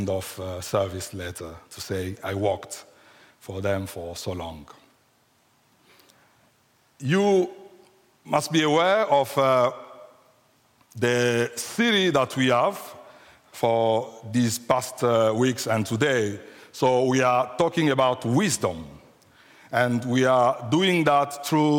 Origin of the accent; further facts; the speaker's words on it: Kinshasa, DR Congo; first language French; English is a second language; moved away as an adult; now in United Kingdom; So we are coming from Africa, from the Democratic Republic of Congo, just Central Africa, and we come straight from Kinshasa, which is the capital of the Democratic Republic of Congo. So if you sound my accent a bit weird or strange, so be merciful with me, because French is my first language, so English is the second language.